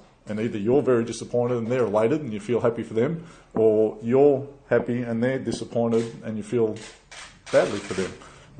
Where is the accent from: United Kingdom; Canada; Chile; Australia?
Australia; the head coach of the national team in Australia, my home country